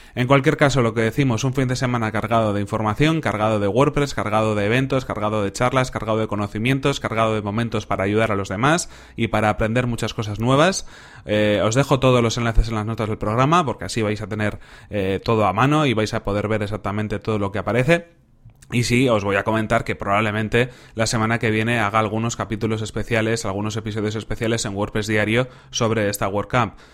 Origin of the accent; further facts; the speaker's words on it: Bilbao, Basque Country, Spain; yo soy de Bilbao, yo vivo en Vizcaya